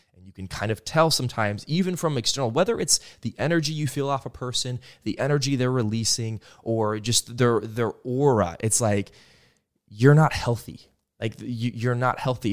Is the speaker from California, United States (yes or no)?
no; Stillwater, Oklahoma, United States; I come from Stillwater, Oklahoma, uh, the Midwest